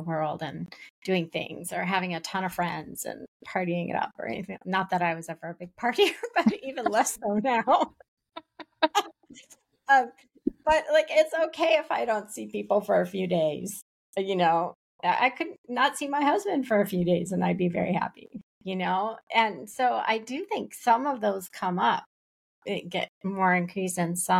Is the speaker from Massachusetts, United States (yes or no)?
yes; just outside of Boston, Massachusetts, United States; we grew up just outside of Boston, but in different eras